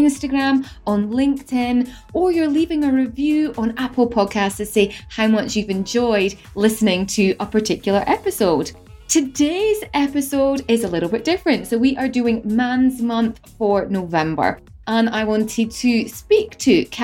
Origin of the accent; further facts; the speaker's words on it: Edinburgh, Scotland, United Kingdom; now in Dubai, United Arab Emirates; We're both from Scotland. We're both from Edinburgh